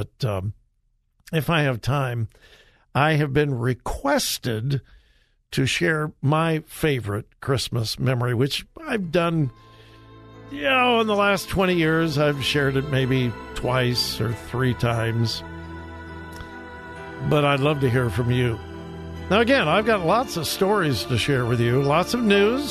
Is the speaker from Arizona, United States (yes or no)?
no; Los Angeles, California, United States; I grew up in Southern California in the Los Angeles area.